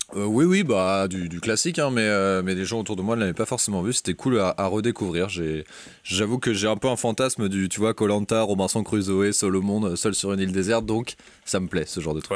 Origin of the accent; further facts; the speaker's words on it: Brittany, France; moved away; chez moi en Bretagne